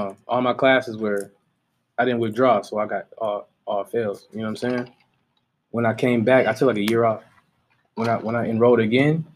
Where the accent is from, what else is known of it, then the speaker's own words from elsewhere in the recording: Michigan, United States; I came from Michigan.